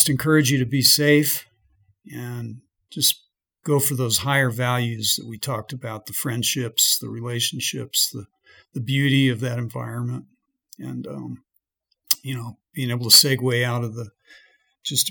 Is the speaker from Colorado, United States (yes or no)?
yes; Colorado, United States; I'm from Colorado, where most powder slopes can kill you pretty easily